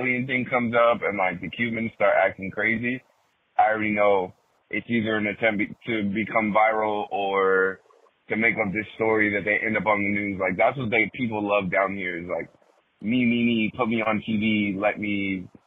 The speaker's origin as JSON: {"language": "English", "town": "Miami", "region": "Florida", "country": "United States", "tie": "born or raised there", "said": "Someone who grew up here, been here all my life, for the most part."}